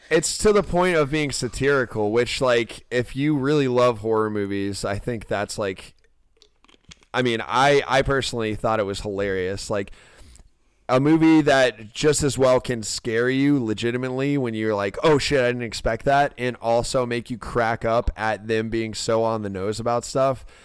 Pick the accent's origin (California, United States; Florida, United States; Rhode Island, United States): Florida, United States; Ormond Beach; my hometown, Ormond Beach